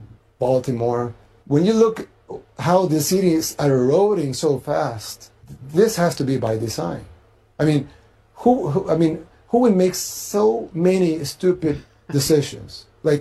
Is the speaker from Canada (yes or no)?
no; El Salvador; I mean, I'm from El Salvador, a third world country in Central America.